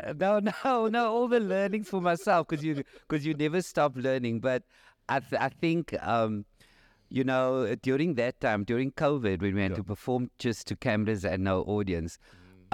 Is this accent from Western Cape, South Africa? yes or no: yes; Cape Town, Western Cape, South Africa; I'm from Cape Town